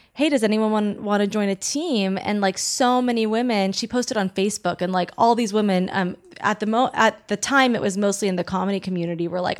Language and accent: English; Long Beach, California, United States; Long Beach.